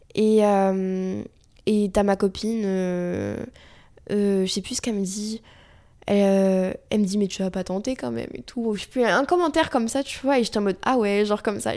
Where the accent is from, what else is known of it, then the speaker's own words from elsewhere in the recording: Vichy, Auvergne-Rhône-Alpes, France; Vichy, donc, euh, ma ville natale. Euh, j'étais au lycée